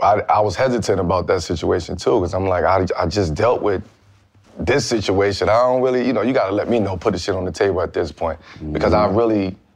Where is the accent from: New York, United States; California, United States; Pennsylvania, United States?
New York, United States; Brooklyn; So it was just hard growing up in Brooklyn, man, as a kid.